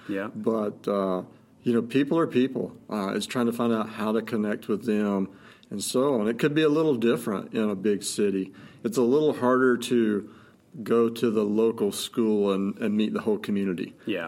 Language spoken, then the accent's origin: English; North Carolina, United States; moved away as an adult; now in Montana, United States; I grew up in North Carolina, lived there you know, 30 years